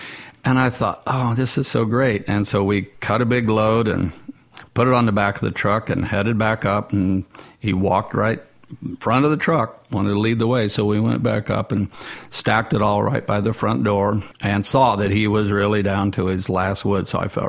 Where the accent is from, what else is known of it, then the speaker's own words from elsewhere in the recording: Nashville, Tennessee, United States; and I said, I'm from Nashville.